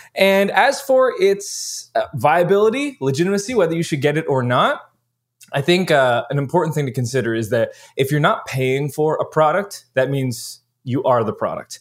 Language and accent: English; Canada; as a Canadian